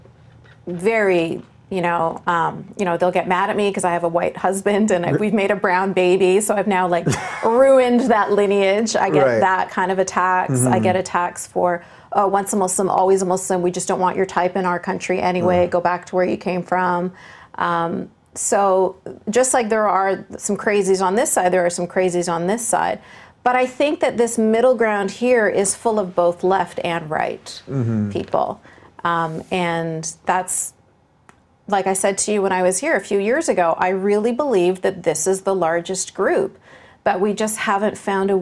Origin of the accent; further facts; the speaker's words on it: Vancouver, British Columbia, Canada; my hometown of Vancouver, BC